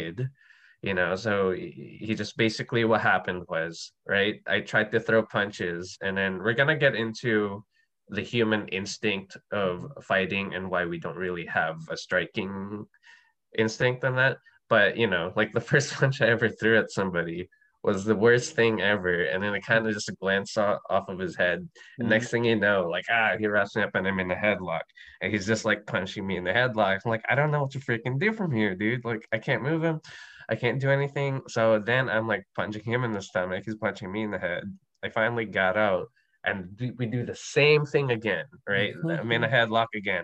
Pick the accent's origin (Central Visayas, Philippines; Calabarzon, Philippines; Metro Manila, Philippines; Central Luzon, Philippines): Metro Manila, Philippines; Manila; I grew up in Manila in the Philippines